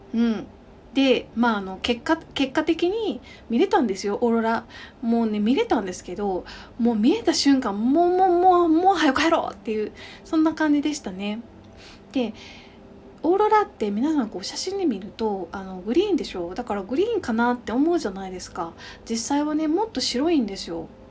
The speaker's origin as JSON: {"language": "Japanese", "region": "Kyoto", "country": "Japan", "tie": "born or raised there", "also_born_or_lived": "London", "said": "私の実家の京都"}